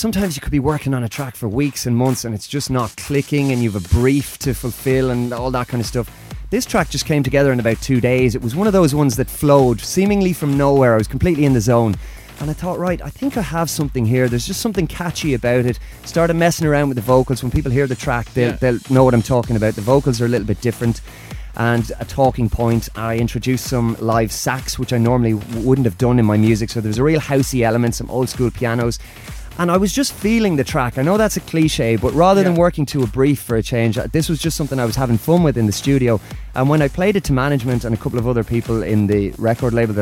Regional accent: Ireland; now in London, United Kingdom; my home country of Ireland

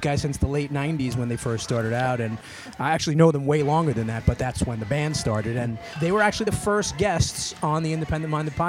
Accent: New York City, New York, United States; moved away as an adult; now in Washington, D.C., United States; I am originally from Brooklyn, New York. I moved down to D.C. a few months ago.

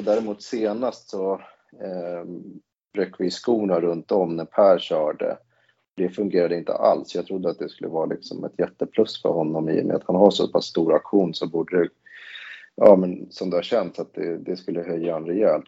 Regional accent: Stockholm, Stockholm County, Sweden; moved away; jag kommer från Stockholm från början

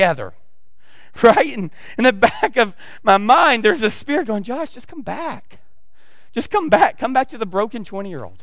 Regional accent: the South, United States; accent: southern; I got my southern accent coming

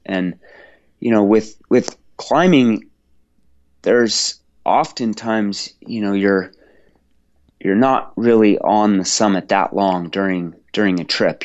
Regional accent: Washington, United States; I grew up in Washington State

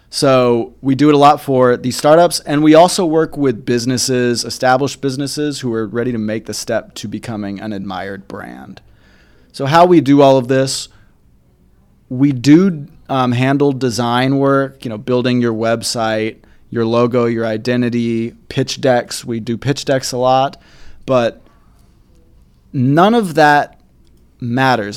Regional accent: Kennesaw, Georgia, United States; moved away as an adult; also born or lived in Marietta, Georgia / Atlanta, Georgia; now in Chattanooga, United States; I grew up in Kennesaw, Marietta, Georgia, which is on the north side of Atlanta

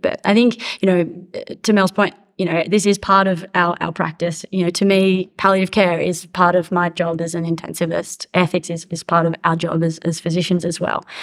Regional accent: Australia; accent: Australian; now in United States; as you can hear from my accent, I'm Australian, but I, I work in, in the US.

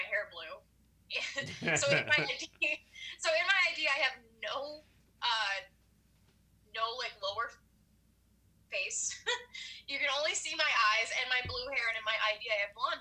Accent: Chicago, Illinois, United States; also born or lived in California; I was born in California. Raised in Chicago

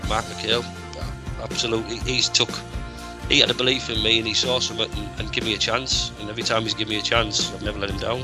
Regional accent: Middlesbrough, North East England, United Kingdom; I'm from Middlesbrough

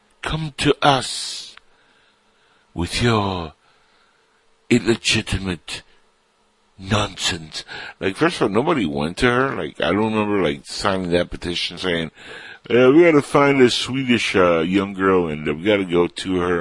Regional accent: United States; I look Latin, and I am Latin, but I grew up in this country

